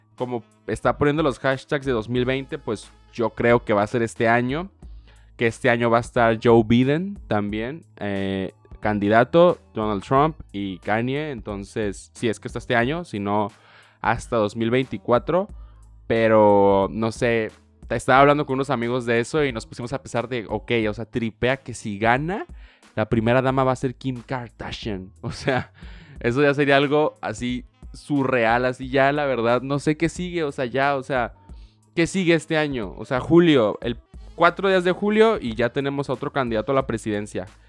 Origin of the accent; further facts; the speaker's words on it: Tijuana, Baja California, Mexico; yo soy mexicano 100%, nací aquí en Tijuana pero pues toda mi vida he tenido una visa para cruzar